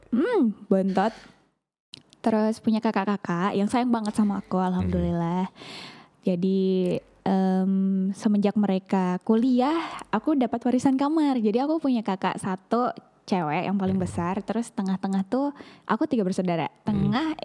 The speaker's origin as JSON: {"language": "Indonesian", "area": "East Lombok", "region": "West Nusa Tenggara", "country": "Indonesia", "tie": "born or raised there", "moved": "yes", "said": "aku kan karena memang yang anak Lombok terus aku juga anak Lombok Timur gitu loh bukan yang di kota"}